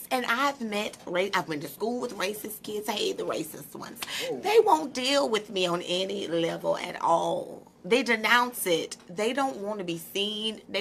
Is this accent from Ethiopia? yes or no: no; Saipan, Northern Mariana Islands; from Saipan. I'm from the sticks.